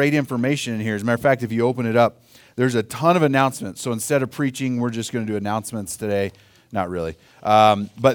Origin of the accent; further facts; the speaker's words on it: Oklahoma, United States; now in Colorado, United States; I grew up in Oklahoma